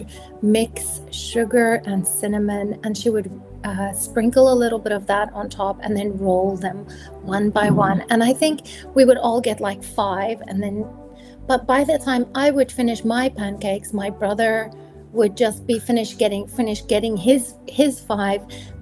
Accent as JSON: {"language": "English", "country": "South Africa", "tie": "born or raised there", "said": "I grew up in South Africa"}